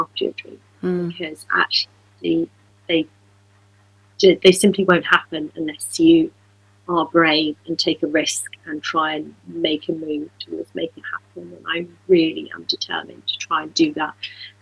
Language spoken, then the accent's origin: English; Dorset, West Country, South West England, United Kingdom; moved away; also born or lived in Devon; I grew up in West Country in Dorset, and my family's also from Devon.